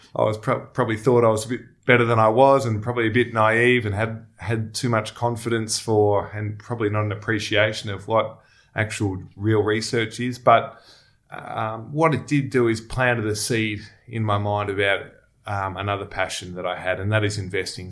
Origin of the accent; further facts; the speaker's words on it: Melbourne, Victoria, Australia; also born or lived in Sydney; now in Melbourne, Australia; I grew up in Melbourne.